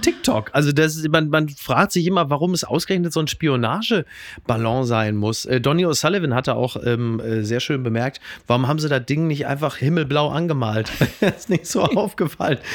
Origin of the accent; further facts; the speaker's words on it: Ruhr area, North Rhine-Westphalia, Germany; ich komme aus dem Ruhrgebiet, da heißt natürlich Ballon